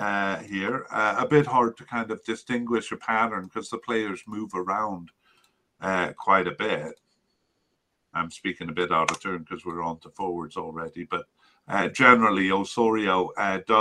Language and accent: English; Canada; as a Canadian